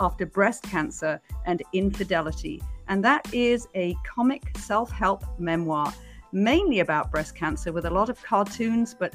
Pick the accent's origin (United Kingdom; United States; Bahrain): United Kingdom; moved away; also born or lived in Beijing; as you can probably tell from my accent, I'm originally from Britain